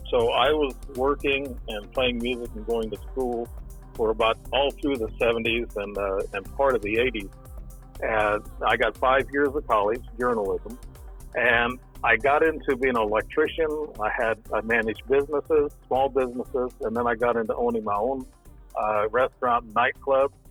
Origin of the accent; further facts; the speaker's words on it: Alton, Illinois, United States; In, in Alton, Illinois.